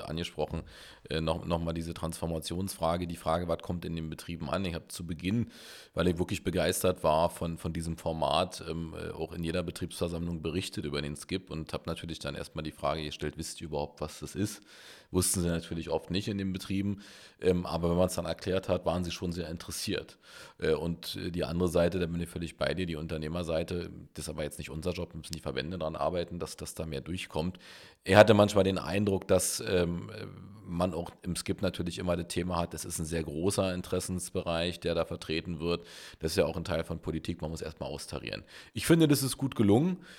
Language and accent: German; Berlin, Germany; bin der Urberliner aus Köpenick